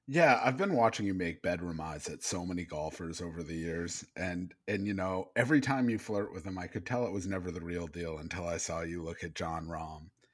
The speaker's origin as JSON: {"language": "English", "region": "Maine", "country": "United States", "tie": "born or raised there", "said": "I grew up in Maine"}